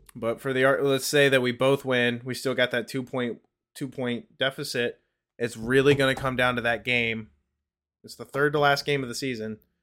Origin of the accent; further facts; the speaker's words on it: United States; me being an American